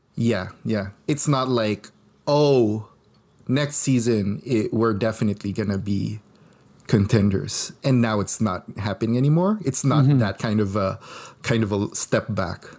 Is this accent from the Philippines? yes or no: yes; Philippines; moved away; I grew up in the Philippines